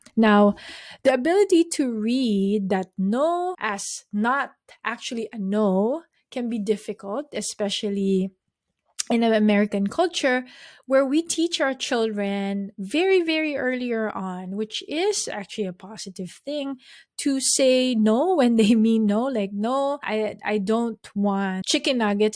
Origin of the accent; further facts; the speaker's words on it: Philippines; we're Filipino, we all grew up in the same way